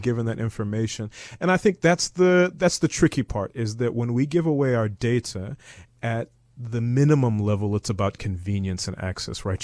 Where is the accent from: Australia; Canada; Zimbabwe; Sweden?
Zimbabwe; also born or lived in United States / Eastern Cape, South Africa; now in South Africa; I'm originally from Zimbabwe. My father is from Zim. My mother's from the Eastern Cape.